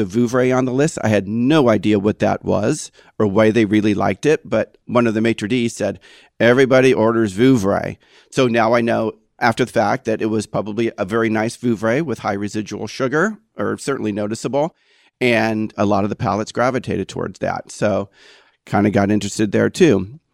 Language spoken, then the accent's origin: English; Eureka, California, United States; moved away as an adult; also born or lived in Las Vegas, Nevada / San Francisco, California / Davenport, Iowa / Napa, California; my hometown of Eureka, California